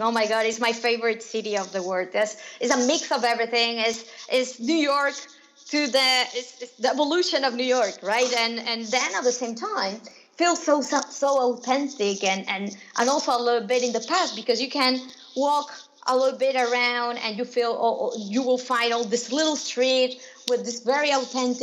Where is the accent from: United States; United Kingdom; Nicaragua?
Nicaragua; moved away; also born or lived in Spain; I am originally from Nicaragua